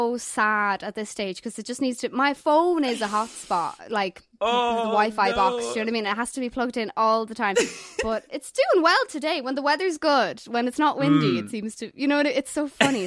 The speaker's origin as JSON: {"language": "English", "country": "Ireland", "said": "being Irish"}